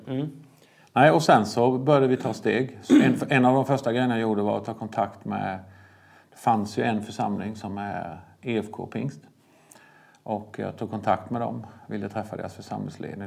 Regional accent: Vetlanda, Jönköping County, Sweden; also born or lived in Bulgaria; vi kom ju från en församlingsplantering. Det var där jag växte upp

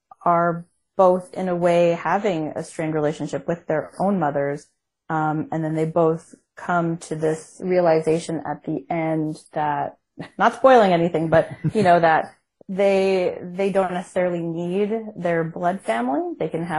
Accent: Canada; I'm Canadian

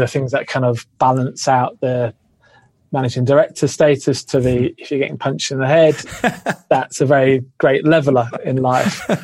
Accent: England, United Kingdom; now in Australia; I used to always introduce myself as Australian because you will be embraced a lot more than being English

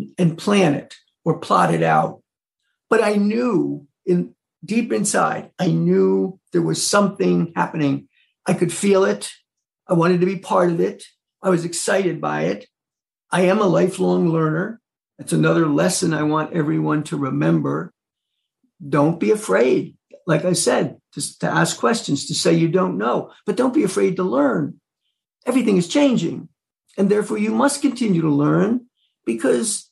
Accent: Mid-Hudson Valley, New York, United States; moved away as an adult; also born or lived in Burlington, Vermont; the Mid-Hudson Valley, which is where I was born and raised here in New York

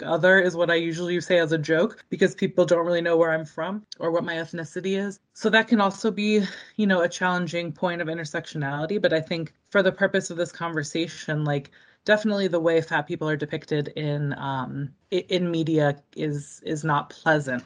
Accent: Boston, Massachusetts, United States; also born or lived in Baltimore, Maryland; I'm from the Boston area. Grew up here, was born in the area.

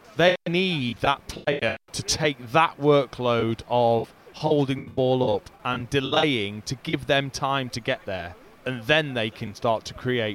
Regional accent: England, United Kingdom; being English

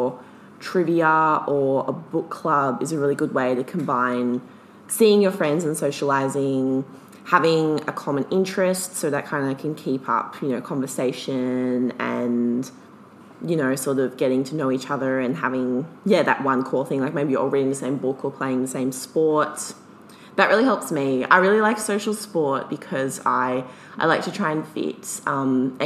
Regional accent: Melbourne, Victoria, Australia; I'm from Melbourne, like big city.

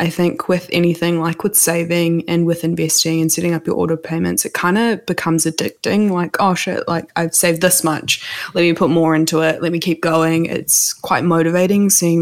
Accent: New Zealand; also born or lived in South India; So my family came here when I was four.

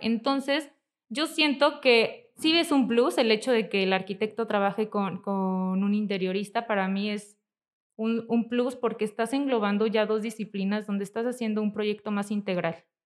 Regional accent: Zamora, Michoacán, Mexico; moved away as an adult; now in Morelia, Mexico; yo nací aquí en Morelia, pero estuvimos mucho tiempo viviendo en Zamora.

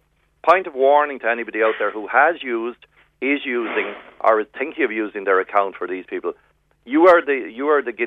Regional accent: West Cork, Munster, Ireland; now in Dublin, Ireland; I'm from West Cork, born and reared, so I'll always be from West Cork

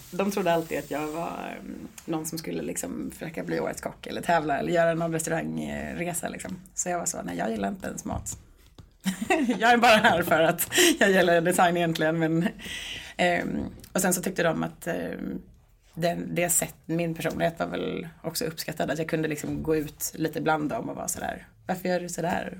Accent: Stockholm, Stockholm County, Sweden; moved away as an adult; also born or lived in Sundsvall; now in Gothenburg, Sweden; jag är från Stockholm från början

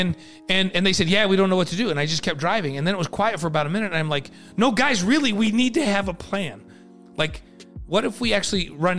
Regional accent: Utah, United States; we're from Utah

